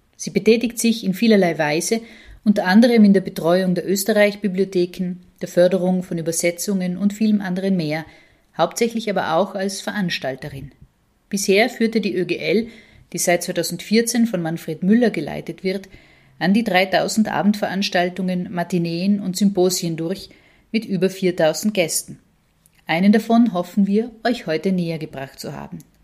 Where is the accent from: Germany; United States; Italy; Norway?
Italy; als Italienerin